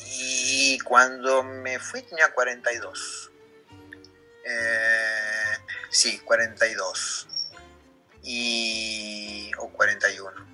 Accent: Comodoro Rivadavia, Chubut, Argentina; moved away as an adult; now in Rome, Italy; yo pensé que estaba tres meses acá en Italia, volvía a mi vida normal en, Comodoro

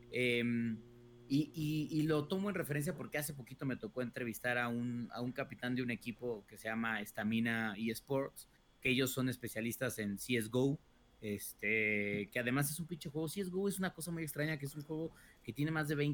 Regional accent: Mexico; güey, pues yo soy mexicano, yo creo que soy bueno en este juego

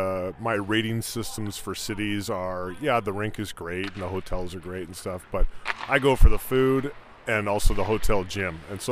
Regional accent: Vancouver, British Columbia, Canada; also born or lived in Seattle; Yeah, so Vancouver's actually my hometown growing up here

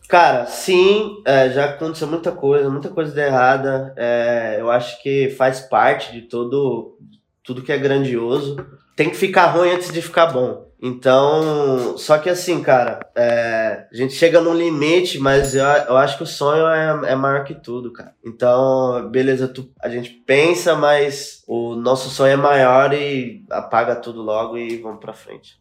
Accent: São Paulo, Brazil; nasci no Cangaíba, zona leste de São Paulo

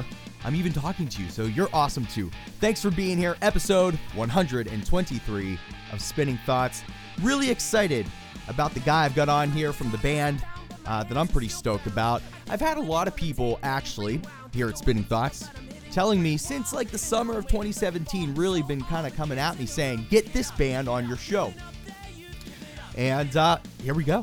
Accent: Pittsburgh, Pennsylvania, United States; I'm from Pittsburgh, and so I'm a big Steelers fan

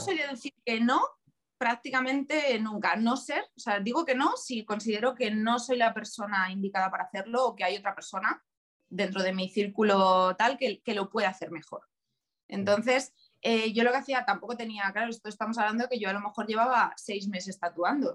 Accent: Leganés, Community of Madrid, Spain; also born or lived in Valencia / Cáceres; yo soy de Leganés

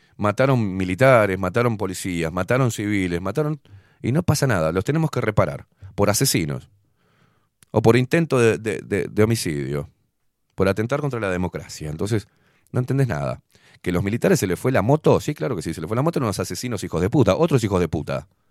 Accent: Montevideo, Uruguay; yo también aporto como montevideano

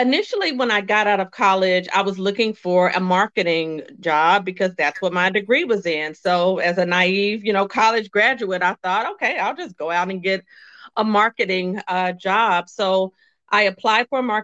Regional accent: Little Rock, Arkansas, United States; moved away; also born or lived in North Carolina / South Carolina; I was born and raised in Little Rock, Arkansas

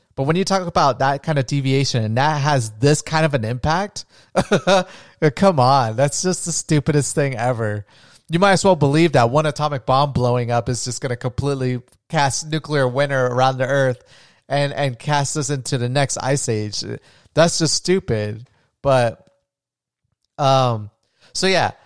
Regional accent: Florida, United States; I'm from Florida

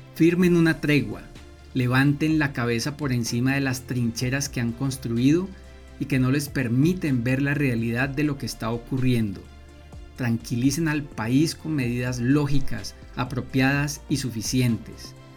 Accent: Colombia; somos todos colombianos

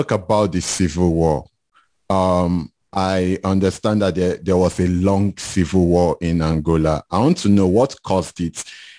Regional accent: Nigeria

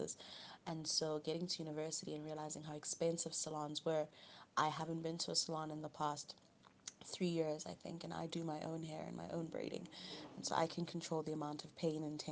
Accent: Cameroon; now in South Africa; I'm originally from Cameroon. I was born and raised, born in Cameroon.

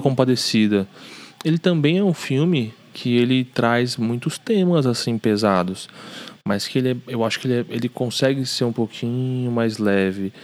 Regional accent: São Paulo, Brazil; A gente cresceu aqui no Braz

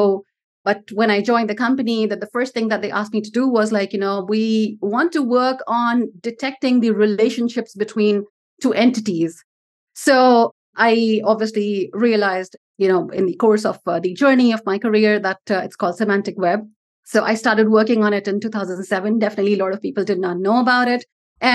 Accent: India; I come from India

